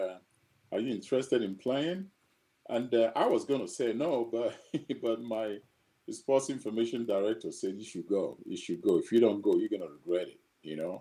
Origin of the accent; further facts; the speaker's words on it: Nigeria; moved away as an adult; also born or lived in Azusa, California / Kansas City; growing up in Nigeria